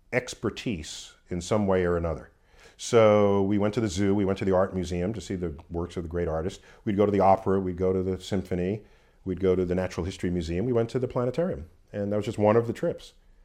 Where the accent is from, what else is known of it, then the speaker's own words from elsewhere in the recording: New York City, New York, United States; Born and raised in New York City.